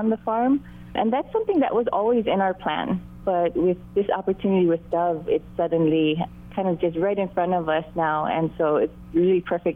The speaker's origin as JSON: {"language": "English", "area": "Maui", "region": "Hawaii", "country": "United States", "tie": "born or raised there", "said": "my husband and I were both born and raised on Maui"}